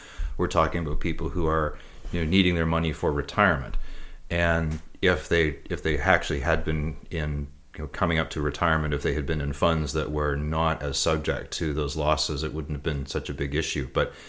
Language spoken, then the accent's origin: English; Canada; So, and as a Canadian investor, we're even more protected